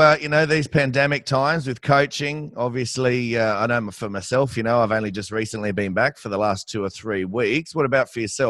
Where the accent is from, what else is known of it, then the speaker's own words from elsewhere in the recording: Campbelltown, New South Wales, Australia; I grew up in Campbelltown. We're referred to as Westies.